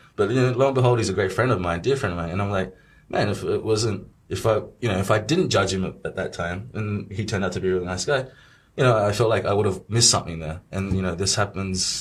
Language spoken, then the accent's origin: English; Australia; born or raised there; moved away as an adult; now in Shanghai, China